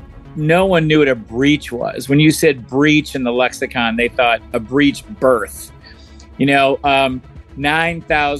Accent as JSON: {"language": "English", "town": "Detroit", "region": "Michigan", "country": "United States", "also_born_or_lived": "Atlanta, Georgia", "moved": "yes", "said": "I'm from Detroit, and I was raised by both my parents are police officers."}